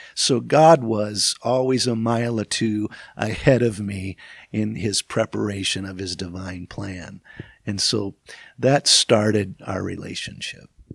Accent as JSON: {"language": "English", "region": "Michigan", "country": "United States", "tie": "born or raised there", "said": "growing up in Michigan, we would, we would travel"}